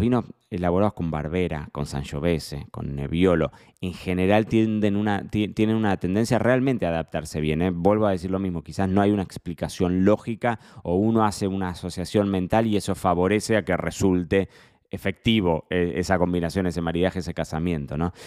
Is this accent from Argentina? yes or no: yes; Argentina; somos argentinos